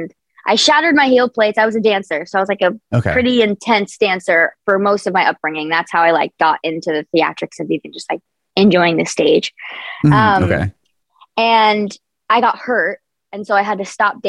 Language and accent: English; New Jersey, United States; moved away as an adult; now in Los Angeles, United States; Born and raised in New Jersey, yeah, for the first 18 years of my life